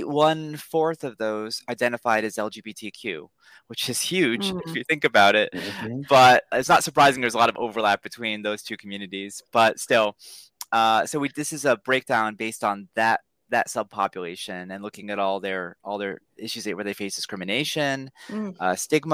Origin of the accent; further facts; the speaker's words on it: New Jersey, United States; now in Washington, DC, United States; where I grew up in New Jersey